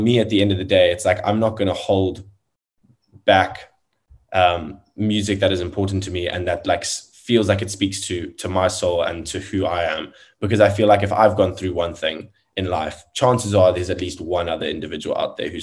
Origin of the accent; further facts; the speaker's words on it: South Africa; South African musician